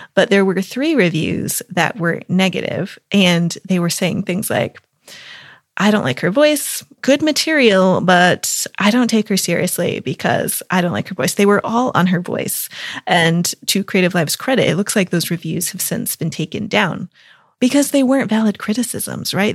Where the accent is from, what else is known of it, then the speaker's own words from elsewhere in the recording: United States; moved away as an adult; also born or lived in Lake District, England / Italy; now in United Kingdom; I'm an American living in the U K